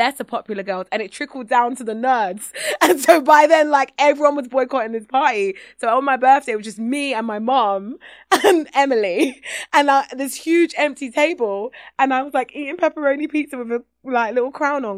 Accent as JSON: {"language": "English", "region": "England", "country": "United Kingdom", "tie": "born or raised there", "said": "as a young black girl in Britain"}